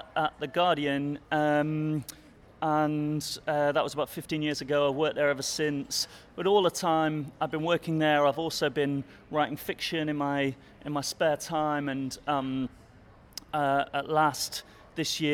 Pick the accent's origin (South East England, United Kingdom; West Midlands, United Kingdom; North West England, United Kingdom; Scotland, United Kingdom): North West England, United Kingdom; Manchester; moved away as an adult; also born or lived in Sheffield / Pittsburgh / New York; I'm from Manchester. Lived in Manchester for the first 18 years of my life.